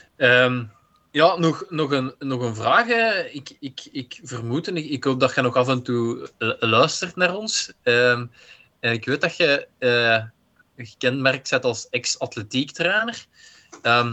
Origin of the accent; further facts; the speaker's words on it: Belgium; als Belg